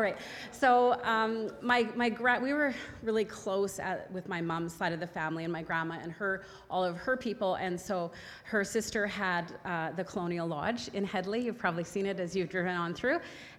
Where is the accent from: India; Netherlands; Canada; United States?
Canada; Burnaby, British Columbia; I grew up in Burnaby. Our family lived on the west side, on the Burnaby side of Burnaby Mountain.